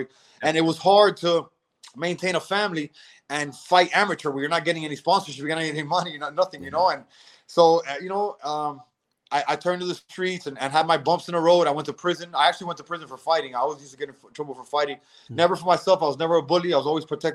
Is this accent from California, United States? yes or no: no; Miami, Florida, United States; my parents are Cuban. I'm born and raised in Miami